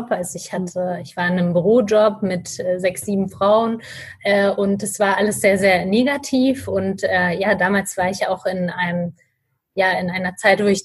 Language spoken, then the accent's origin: German; Hamburg, Germany; ich bin 28 Jahre alt und ich komme aus Hamburg.